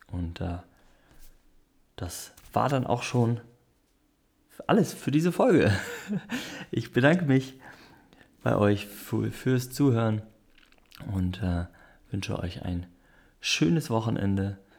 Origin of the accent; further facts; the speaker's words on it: North Germany, Germany; ich komme aus dem Norden, ich habe nicht so viel Ahnung, wie da die Verhältnisse sind.